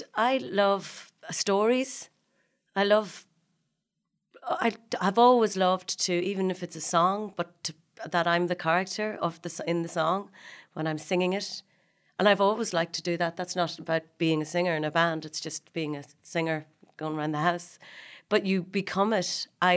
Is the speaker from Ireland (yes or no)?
yes; Dundalk, Leinster, Ireland; I was from Dundalk and had played Snow White in The Seven Dwarfs.